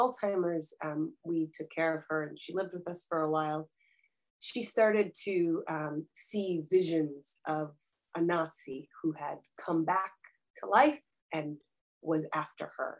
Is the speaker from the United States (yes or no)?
yes; Rockville, Maryland, United States; also born or lived in Dnipro, Ukraine; I grew up in a DC metro area suburb of Rockville, Maryland